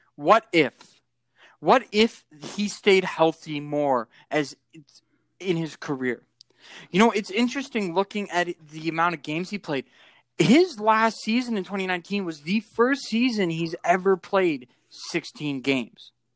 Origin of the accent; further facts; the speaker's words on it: Canada; being a Canadian